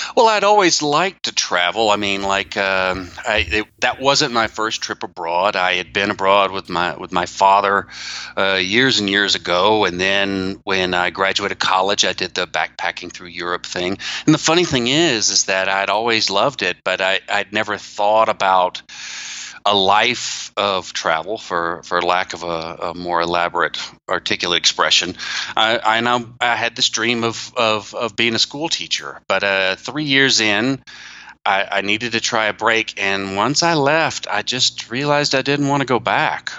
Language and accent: English; Atlanta, Georgia, United States; moved away as an adult; also born or lived in Taiwan / Tokyo, Japan; I am uh, from the United States. I left my hometown of Atlanta